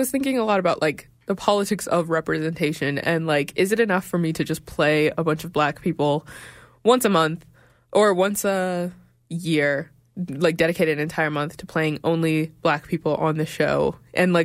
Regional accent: Regina, Saskatchewan, Canada; also born or lived in Sudan; now in Calgary, Canada; I'm from Sudan, born in Regina

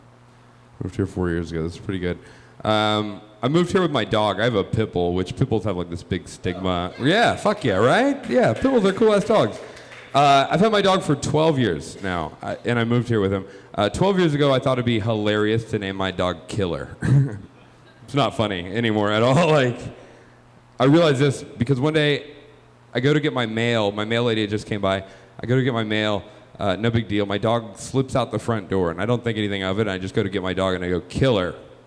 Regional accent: Georgia, United States; now in Chicago, United States; I am originally from Georgia. I am from the South.

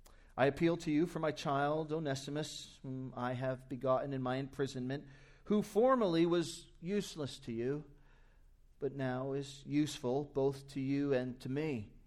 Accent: New Jersey, United States; maybe back to my home state in New Jersey. Will someone not go to my people in New Jersey while I labor in the United Kingdom?

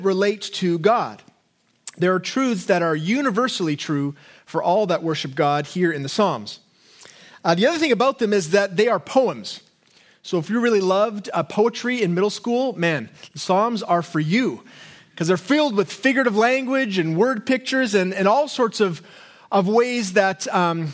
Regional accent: Canada; us as Canadians

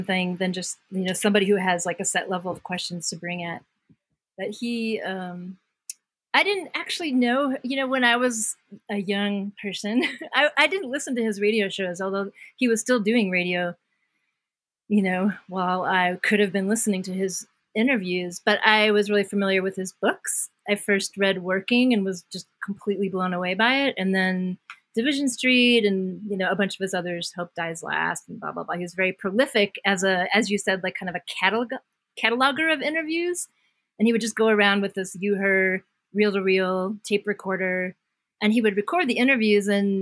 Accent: Washington, District of Columbia, United States; I was born in Washington, D.C. in the summer of love

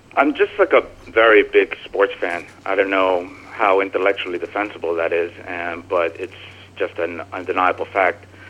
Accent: New Jersey, United States; also born or lived in Brooklyn; I'm from New Jersey. I I live in Jersey.

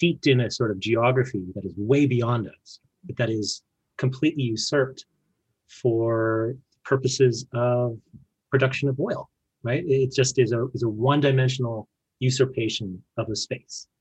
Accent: Fort McMurray, Alberta, Canada; I was born in Fort McMurray

